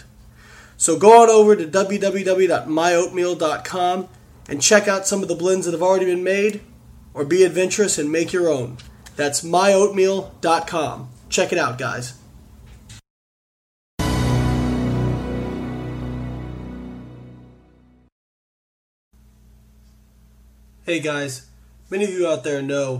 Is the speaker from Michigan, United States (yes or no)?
no; Evansville, Indiana, United States; Evansville, which is actually my hometown where I'm from